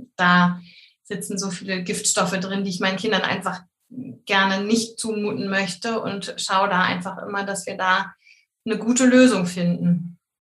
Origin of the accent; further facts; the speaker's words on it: Hamburg, Germany; ich komme aus der Nähe von Hamburg